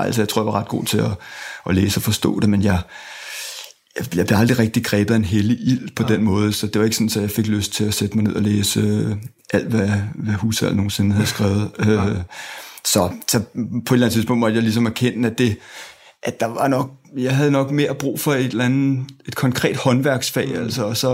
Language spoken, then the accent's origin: Danish; Zealand, Denmark; er født og vokset i øh, Sjælland øh, og har gået på både Ordop øh, skole og gået på øh, Ordup gymnasium